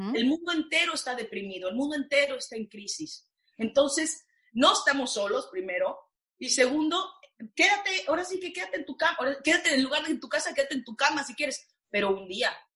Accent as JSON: {"language": "Spanish", "country": "Mexico", "moved": "yes", "said": "una actriz, mujer, latina, mexicana"}